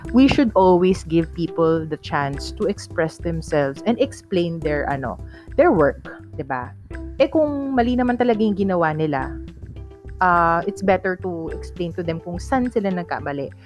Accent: Ilocano, Ilocos Region, Philippines; accent: Ilocano; Ilocano kasi ako, guys. Yan, so my father's and ano, uh, Ilocano. Tapos nakuha ko yung punto

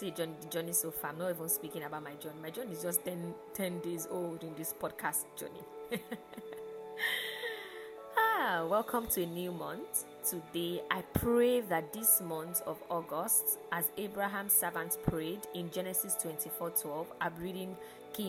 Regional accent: Lagos, Nigeria; how we in Lagos and Nigeria will say

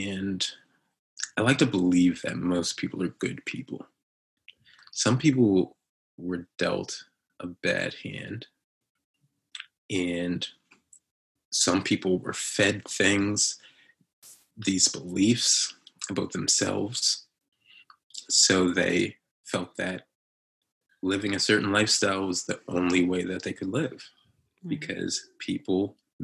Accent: North Preston, Nova Scotia, Canada; growing up in North Preston

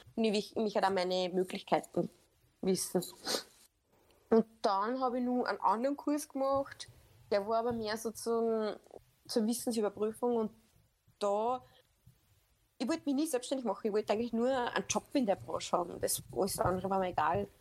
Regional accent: Upper Austria, Austria; bin aus Oberösterreich

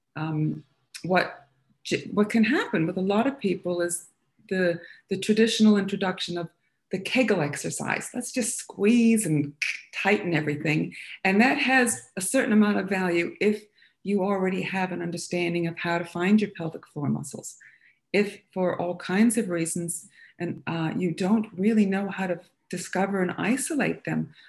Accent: United States; moved away as an adult; now in Australia; Not born and raised in Australia, it might be noticeable by the sound of my voice. But I um, I wound up here kind of young in my early 20s, and um, having explored um, a lot of uh, subjects in humanities and, and uh, liberal arts when I was in my college in America

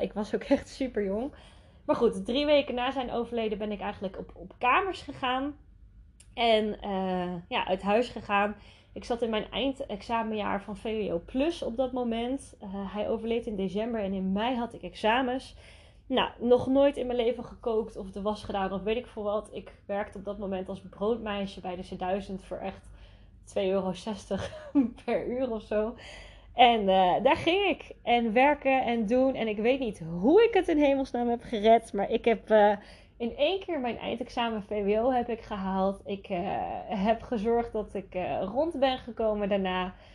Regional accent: Netherlands; Ik ben ook geboren en getogen in Nederland

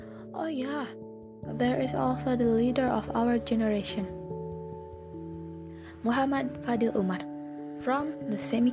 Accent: Cirebon, West Java, Indonesia; moved away as an adult; now in Bandung, Indonesia; I am not from Bandung, but from Cirebon.

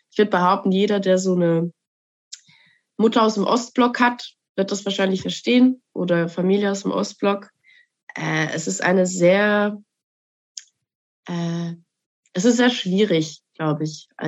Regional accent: Bern, Switzerland; ich bin dann effektiv in Bern aufgewachsen, lange

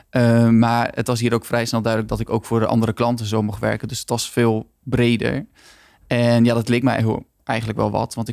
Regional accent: Groningen, Netherlands; moved away as an adult; now in Rotterdam, Netherlands; ik kom oorspronkelijk uit Groningen, dus ik kan een klein beetje een accentje hebben. Maar ik woon al sinds mijn 19 eigenlijk in Rotterdam.

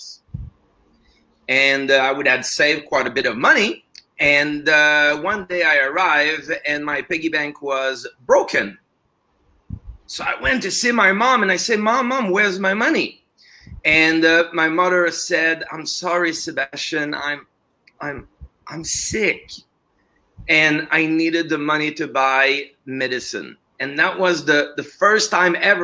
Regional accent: Montreal, Quebec, Canada; first language French; English is a second language; moved away; I'm originally from Canada, Montreal, actually. So I speak French as a first language

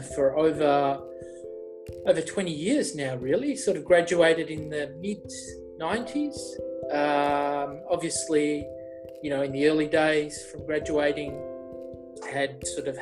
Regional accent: Melbourne, Victoria, Australia; we're Aussie born. I was born in Melbourne, grew up in the suburbs and basically did all my schooling here.

